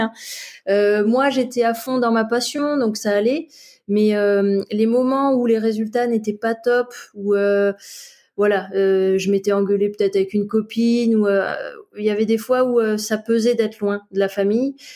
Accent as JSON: {"language": "French", "town": "Montpellier", "region": "Occitania", "country": "France", "also_born_or_lived": "Paris", "moved": "yes", "lives_now": "Briançon, France", "said": "je vis à Briançon, euh, je suis originaire de Montpellier"}